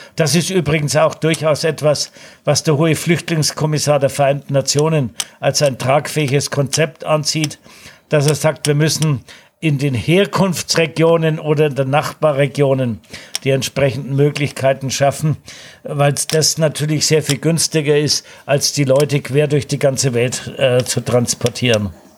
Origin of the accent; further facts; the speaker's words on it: Nuremberg, Bavaria, Germany; meiner Heimatstadt Nürnberg